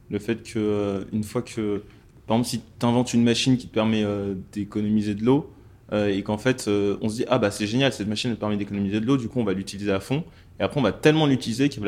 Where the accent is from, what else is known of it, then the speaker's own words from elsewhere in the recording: Mali; je suis originaire du Mali. Donc, il y a six mois, j'étais au Mali.